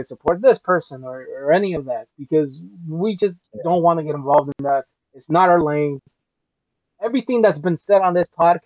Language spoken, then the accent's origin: English; Chicago, Illinois, United States; also born or lived in Atlanta, Georgia; I moved here when I was six. Though I went back to Atlanta a lot, but I still consider Chicago as like my home, you know? Definitely the hometown